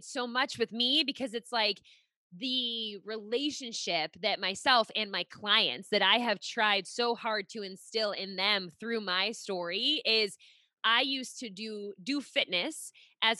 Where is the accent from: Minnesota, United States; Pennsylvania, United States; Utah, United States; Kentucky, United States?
Pennsylvania, United States; Pittsburgh; moved away as an adult; now in Rhode Island, United States; I'm actually originally from Pittsburgh. We live in Rhode Island now, but I was, lived in Pittsburgh for 26 years